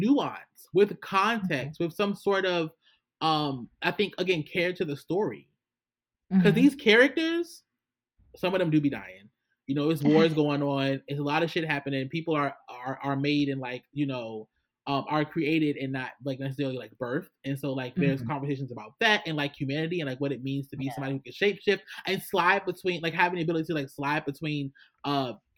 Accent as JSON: {"language": "English", "country": "United States", "said": "I'm an American"}